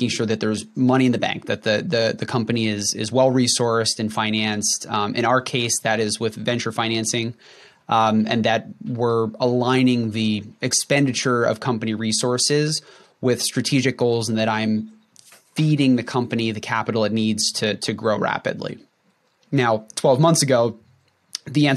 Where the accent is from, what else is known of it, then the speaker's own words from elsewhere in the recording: North Central New Jersey, United States; I grew up in North Central New Jersey